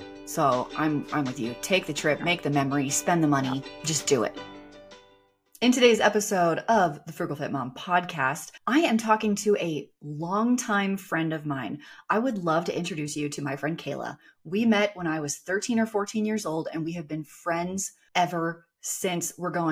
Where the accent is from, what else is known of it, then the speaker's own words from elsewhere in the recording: Texas, United States; now in Idaho, United States; Growing up in Texas